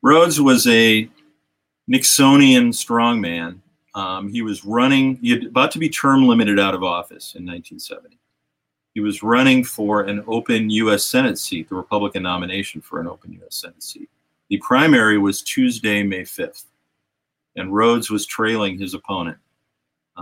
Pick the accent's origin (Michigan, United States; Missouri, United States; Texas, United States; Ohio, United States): Ohio, United States; Richfield; Richfield, Ohio, which is my hometown